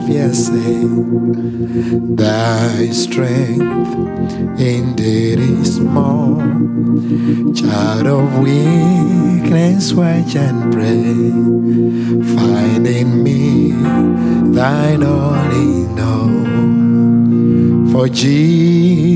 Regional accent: Uganda; accent: Ugandan; I come from Uganda.

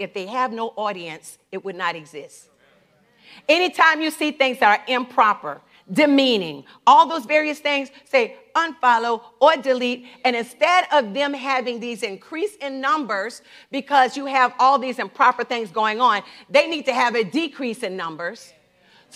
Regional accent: the South, United States; I grew up in the South.

